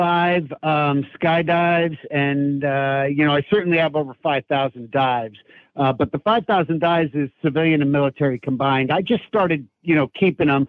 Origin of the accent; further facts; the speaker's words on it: Long Island, New York, United States; growing up on Long Island, New York